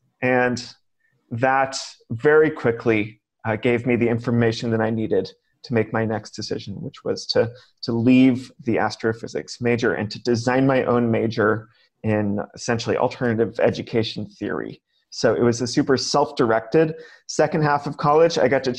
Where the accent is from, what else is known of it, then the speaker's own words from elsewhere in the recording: California, United States; I grew up in California public schools